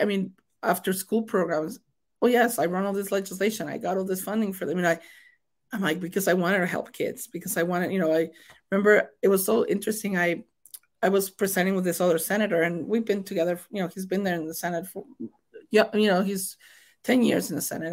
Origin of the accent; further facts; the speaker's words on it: Mexico; accent: thick accent; English is a second language; moved away as an adult; as a new immigrant, because I was born and raised in Mexico